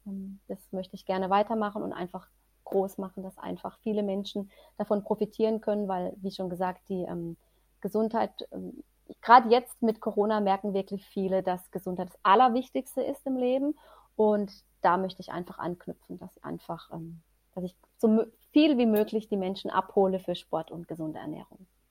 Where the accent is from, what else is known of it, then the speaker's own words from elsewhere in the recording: Germany; bei uns in Deutschland